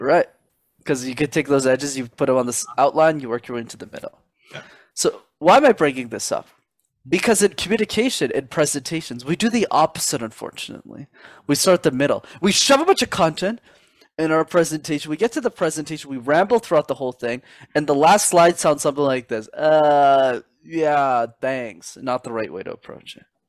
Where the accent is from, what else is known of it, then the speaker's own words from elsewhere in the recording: Montreal, Quebec, Canada; That's where I'm born and raised in Canada